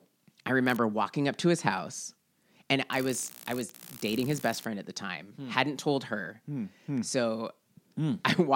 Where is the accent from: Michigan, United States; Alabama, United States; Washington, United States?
Washington, United States; Seattle; Growing up in Seattle